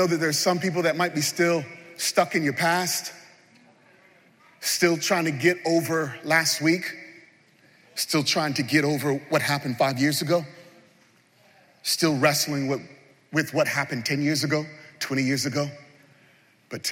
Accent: New York City, New York, United States; we're from New York City.

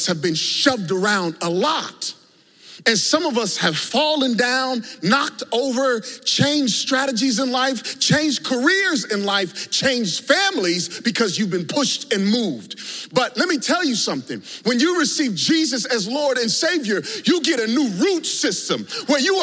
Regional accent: Virginia, United States; growing up in Virginia

